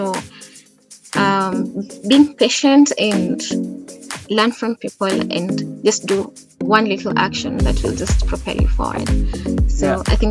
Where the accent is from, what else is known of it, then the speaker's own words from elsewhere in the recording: Kisii, Kisii County, Kenya; I come from Kisii in Kenya, so it's a bit like 6 hours drive from Nairobi